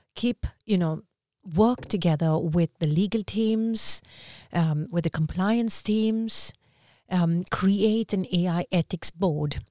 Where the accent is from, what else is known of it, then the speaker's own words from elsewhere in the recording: India; also born or lived in Dubai / Västerås, Sweden; now in Stockholm, Sweden; as an Indian